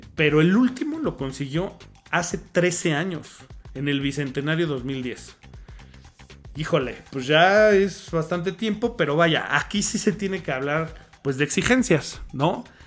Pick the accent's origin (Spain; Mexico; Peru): Mexico; lo que somos, como mexicanos